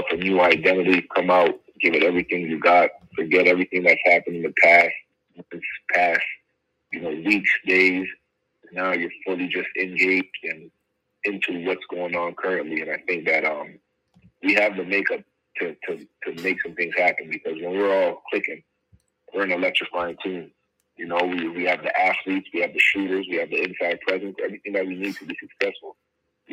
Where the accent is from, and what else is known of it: Montreal, Quebec, Canada; born or raised there